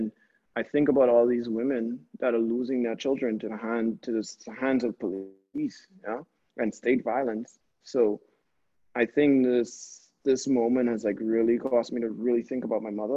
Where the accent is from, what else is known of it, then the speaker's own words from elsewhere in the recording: Bahamas; now in New Haven, United States; we're in a small place where art isn't really the conversation that the Bahamas is known for